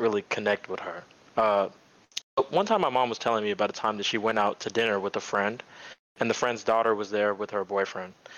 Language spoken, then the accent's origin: English; Dallas, Texas, United States; I'm from Dallas